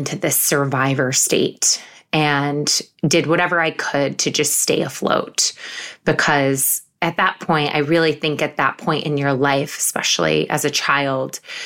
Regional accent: Syracuse, New York, United States; moved away as an adult; now in New York City, United States; I grew up in Syracuse, New York

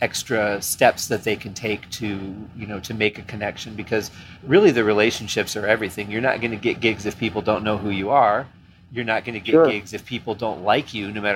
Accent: Michigan, United States; moved away; I'm from Michigan

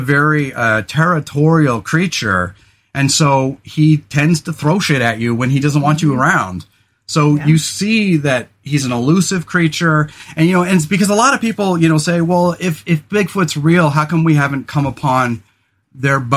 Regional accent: California, United States; now in Oregon, United States; we grew up in California

